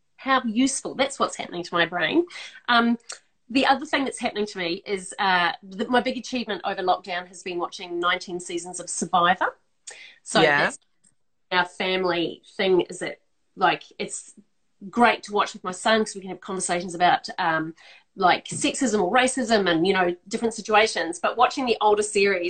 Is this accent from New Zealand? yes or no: yes; Christchurch, Canterbury, New Zealand; now in Melbourne, Australia; Christchurch, which is my hometown